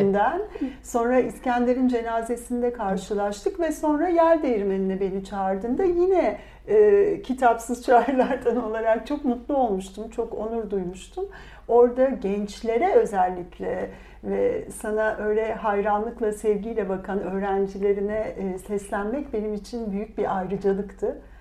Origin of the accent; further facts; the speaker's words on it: Bursa, Turkey; also born or lived in Antalya; ben Bursa doğumluyum.